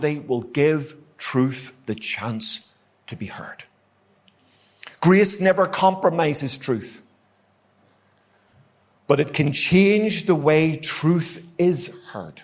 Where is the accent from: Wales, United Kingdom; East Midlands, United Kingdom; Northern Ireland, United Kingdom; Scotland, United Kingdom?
Northern Ireland, United Kingdom; Ulster; I like an argument, as you might know, being an Ulsterman